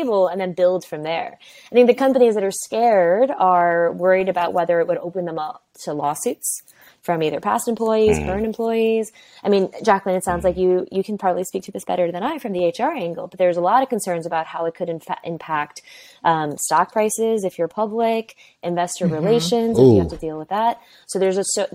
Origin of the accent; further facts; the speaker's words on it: New York, United States; I'm first generation Chinese, born and raised in New York